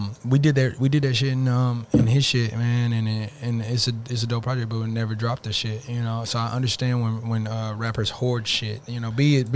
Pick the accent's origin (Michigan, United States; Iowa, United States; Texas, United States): Texas, United States; Arlington; I'm from, like, people know I'm from Arlington as well.